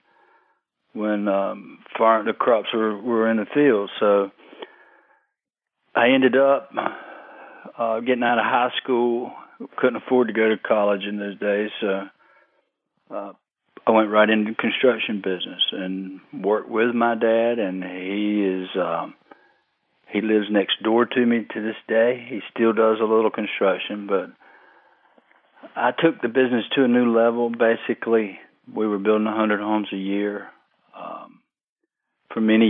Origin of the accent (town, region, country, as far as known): Fayetteville, North Carolina, United States; born or raised there